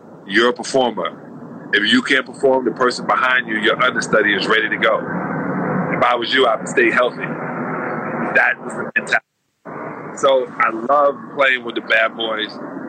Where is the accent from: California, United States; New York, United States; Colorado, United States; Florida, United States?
New York, United States; New York City; I was a Celtic fan growing up in Brooklyn.